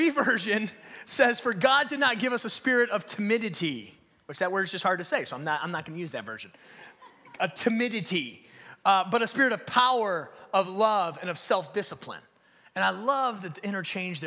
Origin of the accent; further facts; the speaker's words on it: Detroit, Michigan, United States; I grew up in Detroit. I grew up over by like 7 Mile and Kelly on Novara Street